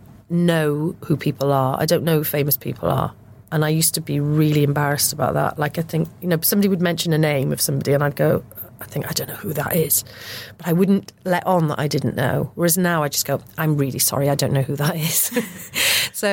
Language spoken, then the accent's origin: English; Porthcawl, Wales, United Kingdom; also born or lived in Warwick / Cardiff; my hometown, Porthcawl.